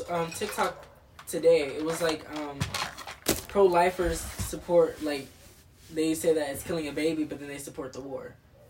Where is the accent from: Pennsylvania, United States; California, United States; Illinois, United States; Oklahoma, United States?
California, United States; Long Beach; I'm very much a Long Beach boy.